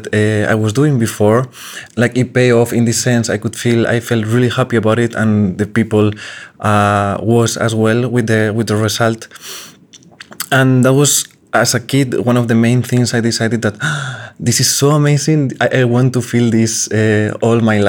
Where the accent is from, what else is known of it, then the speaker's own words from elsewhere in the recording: Salamanca, Castile and León, Spain; moved away; my hometown in Salamanca